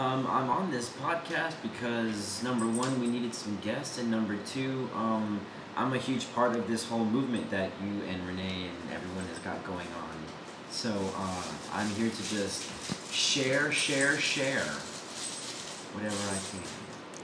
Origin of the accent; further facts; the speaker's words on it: Houston, Texas, United States; moved away as an adult; now in Austin, United States; Originally, I'm from Houston, Texas